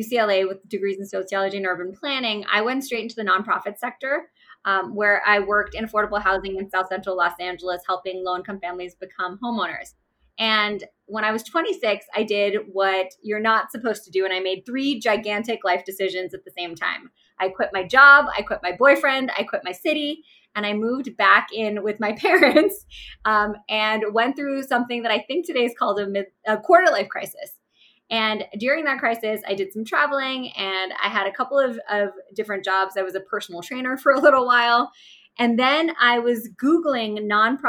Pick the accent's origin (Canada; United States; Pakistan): Pakistan; moved away; I am originally Pakistani. So I was born in Pakistan and my father is a traditional Pakistani man